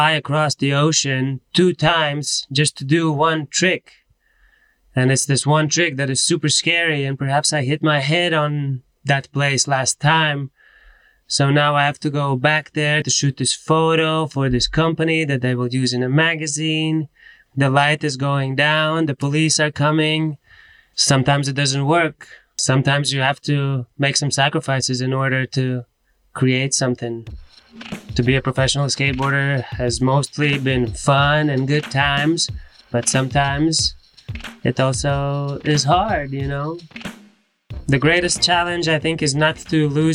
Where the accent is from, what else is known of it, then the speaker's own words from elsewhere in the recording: Latvia; I am from Latvia